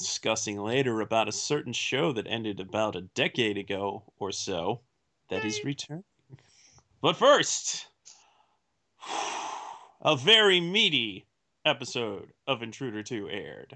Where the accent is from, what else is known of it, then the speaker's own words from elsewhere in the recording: Seattle, Washington, United States; my hometown